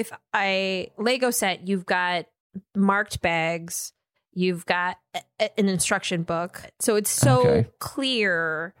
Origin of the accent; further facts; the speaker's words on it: Minnesota, United States; moved away; Because I grew up in Minnesota.